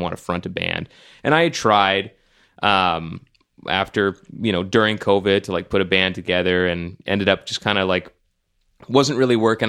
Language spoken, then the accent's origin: English; Nigeria; as a Nigerian